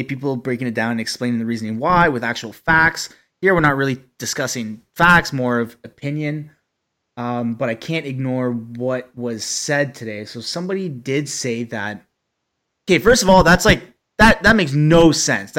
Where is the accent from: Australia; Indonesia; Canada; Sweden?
Canada; Ottawa, Ontario; we're childhood friends from Ottawa